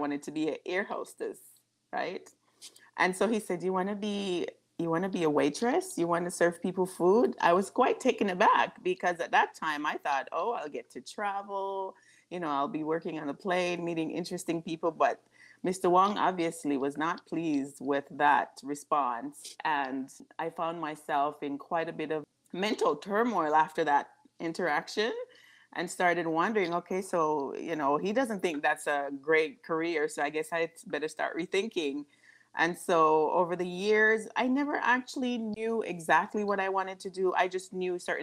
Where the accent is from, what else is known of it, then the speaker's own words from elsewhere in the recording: Westmoreland, Jamaica; moved away as an adult; also born or lived in Savanna-la-Mar, Jamaica; now in United States; I grew up in what we would say the countryside of Jamaica in Westmoreland